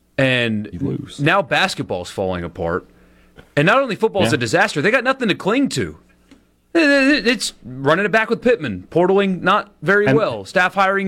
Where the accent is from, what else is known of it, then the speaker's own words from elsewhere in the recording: Greenville, South Carolina, United States; he played in the G League in my hometown for the Greenville Groove.